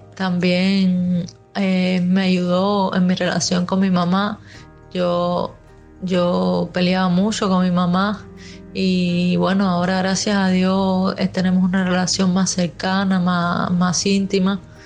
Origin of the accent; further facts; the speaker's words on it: Havana, Cuba; yo soy de aquí de La Habana